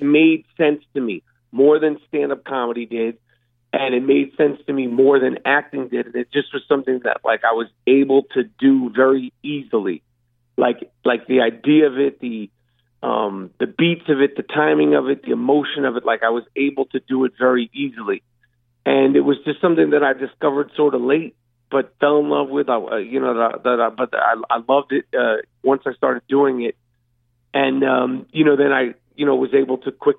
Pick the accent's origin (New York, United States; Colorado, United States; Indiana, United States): New York, United States; New York City; also born or lived in Brooklyn; I actually grew up in Manhattan, but went to school in Brooklyn